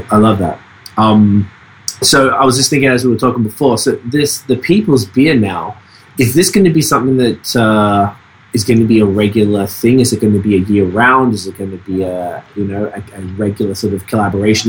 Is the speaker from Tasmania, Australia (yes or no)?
no; Melbourne, Victoria, Australia; now in Montreal, Canada; I'm from Melbourne, Australia